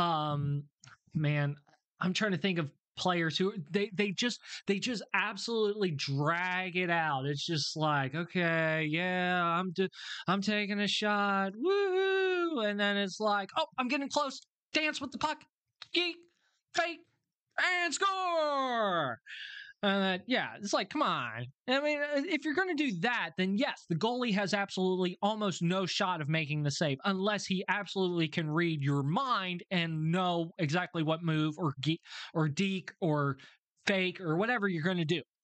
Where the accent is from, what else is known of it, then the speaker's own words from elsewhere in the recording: United States; me as an American